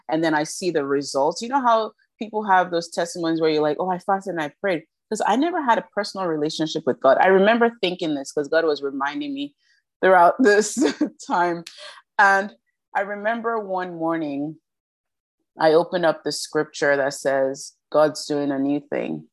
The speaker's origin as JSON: {"language": "English", "country": "Nigeria", "said": "We're two Nigerian sisters"}